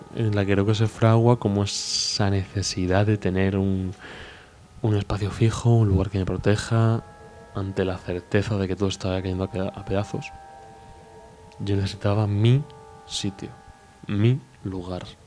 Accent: Spain; also born or lived in Mexico; soy español.

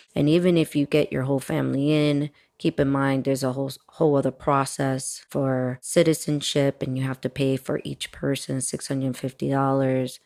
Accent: Miami, Florida, United States; also born or lived in Washington Heights, New York City / Dominican Republic (family); was born in New York and raised in Miami, Florida

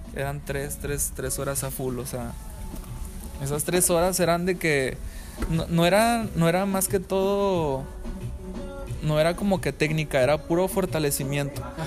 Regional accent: San Pedro Garza García, Nuevo León, Mexico; Yo soy de San Pedro.

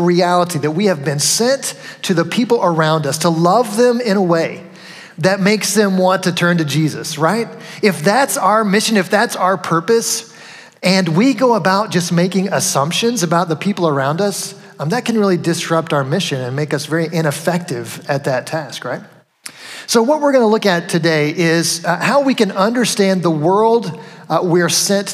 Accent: the South, United States; moved away as an adult; now in Connecticut, United States; I grew up in the South

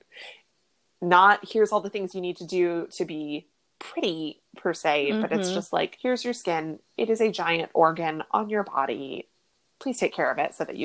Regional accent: Oklahoma, United States; I was raised in Oklahoma, we had a lot of that Southern influence in our lives

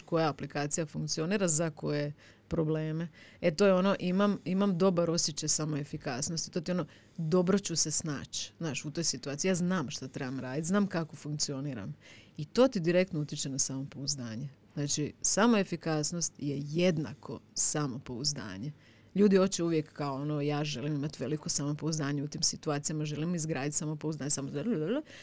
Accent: Osijek, Osijek-Baranja County, Croatia; ja sam ipak iz Osijeka

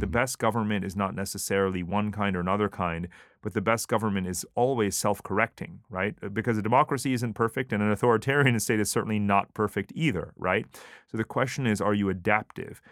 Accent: United States; moved away as an adult; now in Singapore; Obviously I'm totally American, but I'm Asian

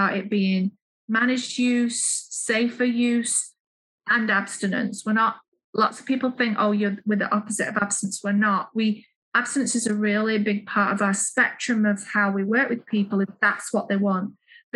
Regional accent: Manchester, North West England, United Kingdom; moved away; also born or lived in Leeds; I'm from the United Kingdom, from the north of England. I was born in Manchester and I moved east to Leeds

